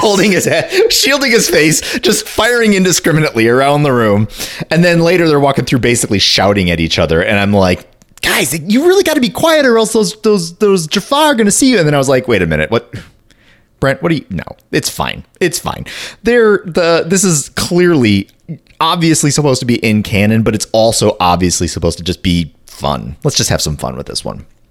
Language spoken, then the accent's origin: English; northern lower Michigan, United States; I grew up in northern lower Michigan.